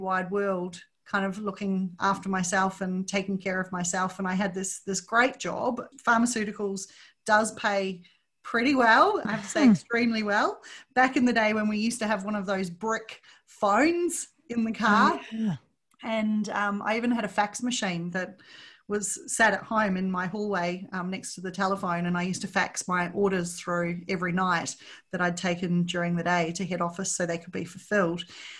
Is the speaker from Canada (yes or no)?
no; Melbourne, Victoria, Australia; born there; I was born in Melbourne and had always wanted to go back and live there.